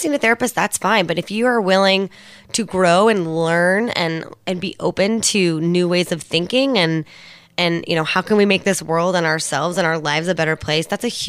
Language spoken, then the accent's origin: English; Alameda, California, United States; Props to Alameda, California. And they've never been there. It's a beautiful little island.